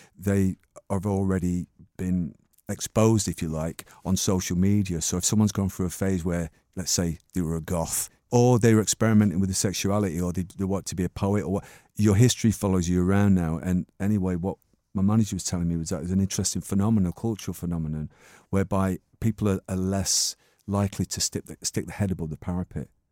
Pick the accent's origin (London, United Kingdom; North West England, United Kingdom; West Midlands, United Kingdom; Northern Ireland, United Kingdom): North West England, United Kingdom; Manchester; I was born in nineteen sixty-three in Ardwick, and, um, I mean, I was actually born in Longsight, and then, but I grew up in Ardwick